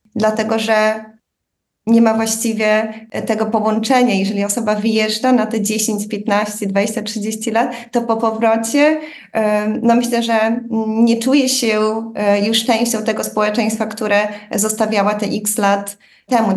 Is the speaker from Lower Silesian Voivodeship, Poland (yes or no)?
no; Łomża, Podlaskie Voivodeship, Poland; now in Berlin, Germany; chodząc do e, szkoły podstawowej w Łomży na Podlasiu